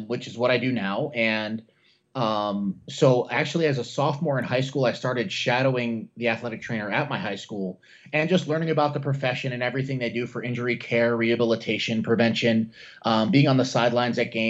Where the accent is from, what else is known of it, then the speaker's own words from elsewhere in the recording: Norwich, Connecticut, United States; also born or lived in Brooklyn, New York; originally born in Brooklyn, New York, and then family relocated to like southeastern Connecticut. Went to high school in Norwich, Connecticut